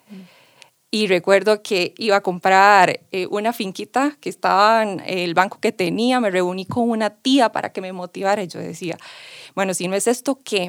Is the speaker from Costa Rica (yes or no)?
yes; San Carlos, Alajuela, Costa Rica; also born or lived in New Zealand; Yo regreso a Costa Rica, a San Carlos, porque soy sancarleña de corazón y amo mi pueblo en el que crecí.